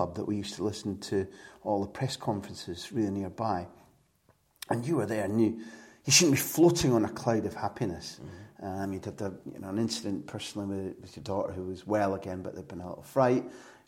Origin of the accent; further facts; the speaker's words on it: Scotland, United Kingdom; as a Scot, now, certainly not anti-English, but as a youngster, when you're brought up, particularly if England are winning all the time, you weren't particularly popular on my side of the border